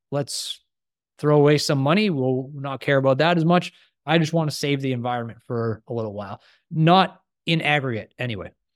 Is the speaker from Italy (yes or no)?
no; Canada; I'm a Canadian